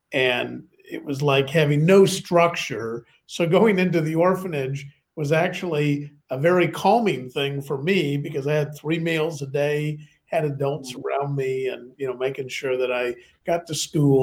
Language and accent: English; Chicago, Illinois, United States; also born or lived in London, United Kingdom; now in Bath, United Kingdom; Originally in Chicago, in the city where I grew up. And then after both my parents passed away, I was in that orphanages and foster homes, but all around the Chicago area.